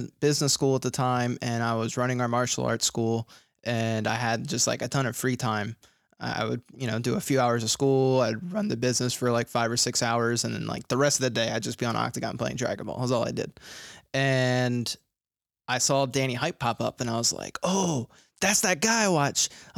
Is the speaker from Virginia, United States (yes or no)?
yes; Virginia Beach, Virginia, United States; also born or lived in Philadelphia; I grew up in Virginia Beach. I'm from Philly, but I moved to Virginia